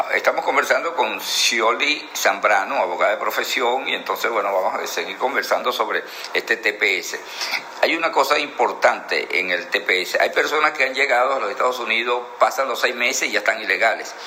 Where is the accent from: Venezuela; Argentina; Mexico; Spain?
Venezuela; Anzoátegui; nosotros somos de Anzuategui